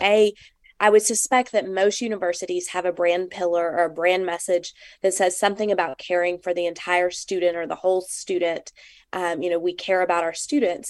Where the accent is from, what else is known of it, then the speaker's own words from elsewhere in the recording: Arkansas, United States; I'm from Arkansas